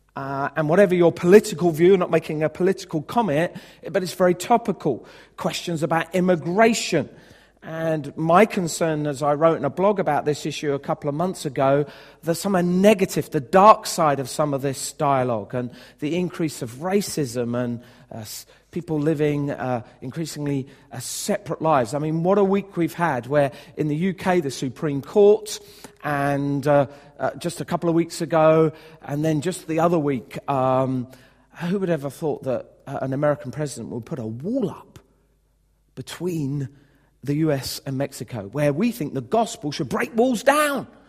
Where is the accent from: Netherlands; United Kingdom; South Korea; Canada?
United Kingdom